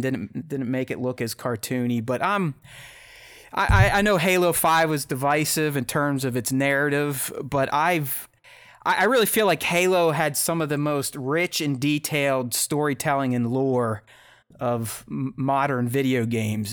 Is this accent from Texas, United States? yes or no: no; Pittsburgh, Pennsylvania, United States; I'm from Pittsburgh, so I'm a Steelers fan